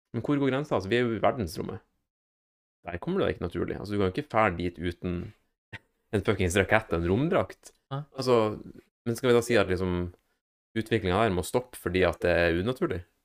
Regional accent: Northern Norway, Norway; moved away; hjemme i Nord-Norge

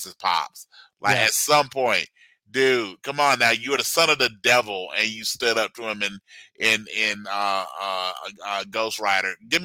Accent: the South, United States; I'm from the South

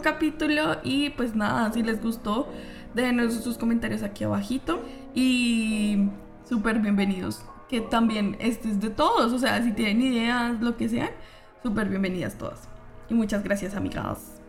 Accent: Colombia; yo como, colombiana

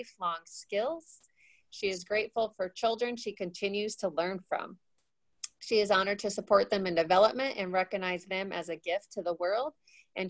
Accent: South Dakota, United States; we're both from South Dakota

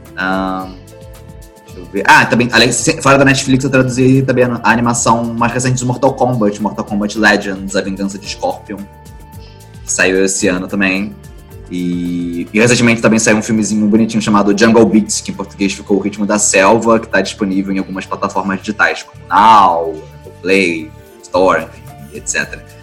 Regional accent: Rio de Janeiro, Brazil; sou carioca

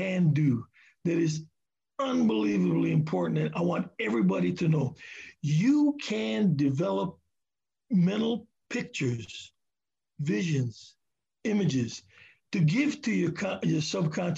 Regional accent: Hawaii, United States; now in Seattle, United States; I'm from Hawaii

